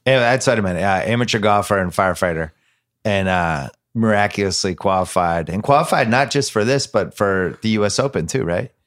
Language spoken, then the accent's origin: English; Boston, Massachusetts, United States; moved away; I'm from Boston originally